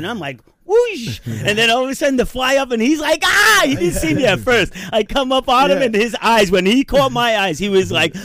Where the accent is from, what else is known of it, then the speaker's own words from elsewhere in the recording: Manalapan, New Jersey, United States; I grew up in Manalapan